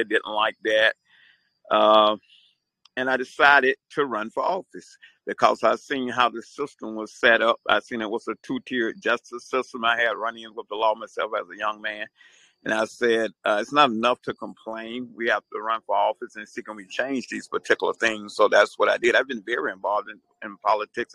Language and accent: English; Atlanta, Georgia, United States; also born or lived in Queens, New York; I'm a New Yorker born in Jamaica, Queens, New York. Uh, left at an early age. Parents moved to the South, raised around Atlanta, Georgia